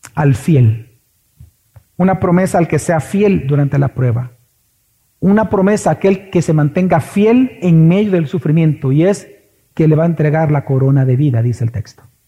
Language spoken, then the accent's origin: Spanish; El Salvador; Aquí los salvadoreños somos de extremos